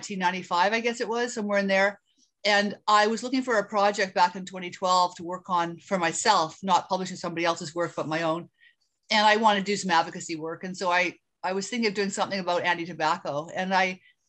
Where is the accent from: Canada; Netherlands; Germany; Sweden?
Canada; I am Canadian.